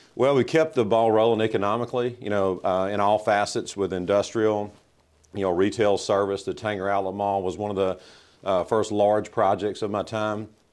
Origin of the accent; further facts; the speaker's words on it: Southaven, Mississippi, United States; I grew up in South Haven. My parents moved here in nineteen sixty-eight